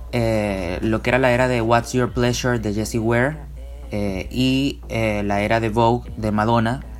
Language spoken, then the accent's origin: Spanish; Venezuela; cantautor venezolano.